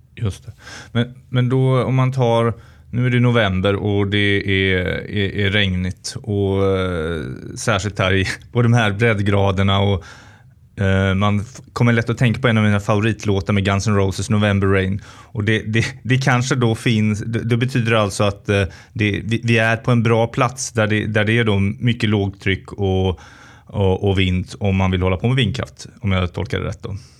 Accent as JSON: {"language": "Swedish", "town": "Tidaholm", "region": "Västra Götaland", "country": "Sweden", "tie": "born or raised there", "said": "i mina hemtrakter i Skaraborg, i Tidaholms kommun. Eh, och det är ju extra roligt för mig som skaraborgare"}